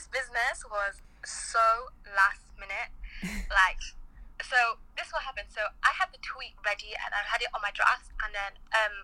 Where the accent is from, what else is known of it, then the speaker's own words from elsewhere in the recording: Scunthorpe, Yorkshire and the Humber, United Kingdom; also born or lived in Manchester; I'm based in Manchester, but I'm from Scunthorpe, based in Scunthorpe too.